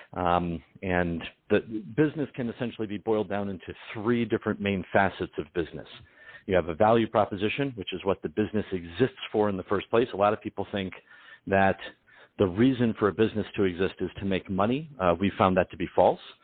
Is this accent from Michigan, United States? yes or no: yes; Detroit, Michigan, United States; my family's uh, uh, Sicilian Ukrainian, and I'm from Detroit